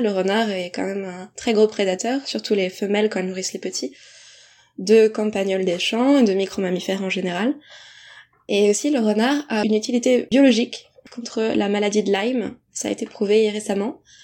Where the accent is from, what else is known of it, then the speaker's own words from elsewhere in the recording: Deux-Sèvres, Nouvelle-Aquitaine, France; je suis des Deux-Sèvres et que je connaissais aussi le territoire, les spots, la biodiversité du coin